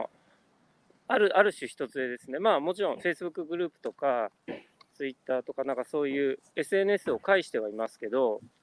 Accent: Kanagawa, Japan; moved away as an adult; also born or lived in Tokyo; now in New York, United States; もともと生まれも育ちもあの日本で、え神奈川県で育ち

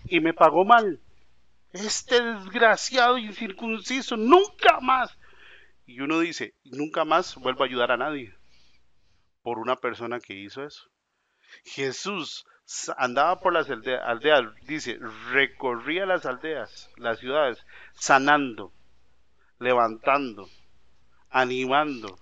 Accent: Costa Rica; como decimos los ticos

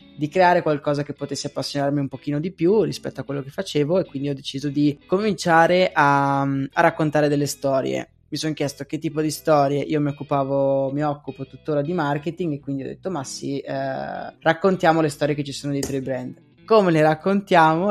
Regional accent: Pordenone, Friuli-Venezia Giulia, Italy; born or raised there; moved away as an adult; also born or lived in Agordo / Falcade / Padua / Venice

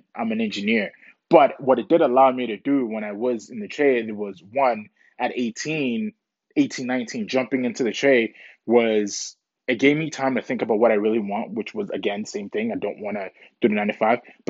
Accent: Canada; also born or lived in Ghana; I was basically raised in Canada, came to Canada when I was 7

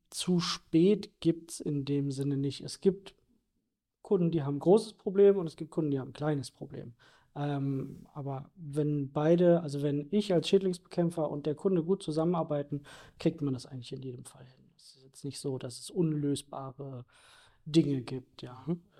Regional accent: Berlin, Germany; bin hier groß geworden in der Gegend um Norden Berlin. Und das war schon immer meine Heimat

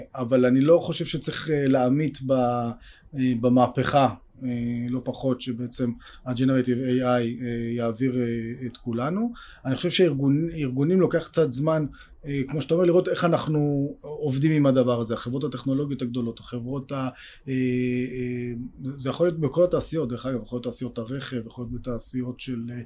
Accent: Israel; אנחנו גדלנו פה בישראל

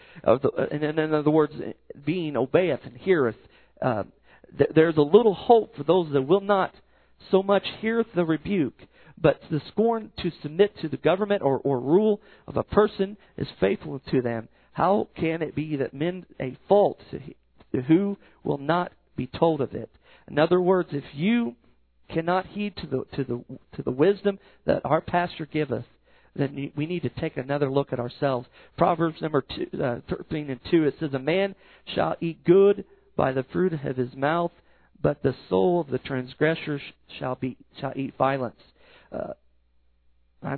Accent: United States; I'm an American

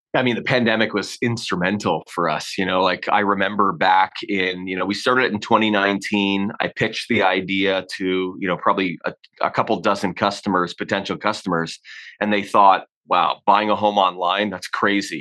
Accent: Hamilton, Ontario, Canada; moved away as an adult; also born or lived in Orlando, Florida; now in Calgary, Canada; kid growing up in Ontario, you typically don't head west of Ontario. You know, I'd never left uh, the province

